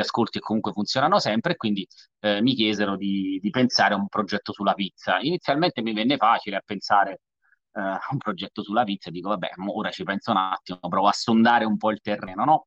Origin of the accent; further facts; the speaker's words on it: Salerno, Campania, Italy; io sono salernitano